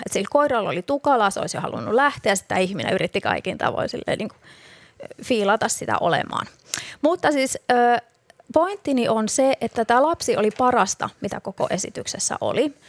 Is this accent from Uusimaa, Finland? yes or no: no; Rauma, Satakunta, Finland; kotikaupunkini niin Rauma